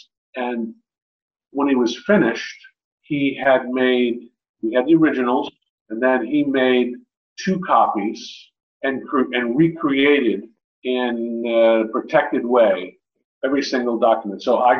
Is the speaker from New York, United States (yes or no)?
yes; New York, United States; moved away as an adult; also born or lived in Montgomery, Alabama; I was living in Montgomery, Alabama at the time. I was teaching. I'm from New York, but I got my first teaching job in the South.